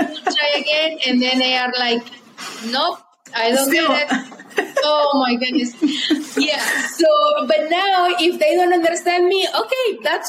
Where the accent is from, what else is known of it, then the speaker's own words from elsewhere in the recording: Veracruz, Mexico; moved away as an adult; now in Utah, United States; I am from Mexico. I grew up in Mexico, and I have been here since 2004, so 18 years.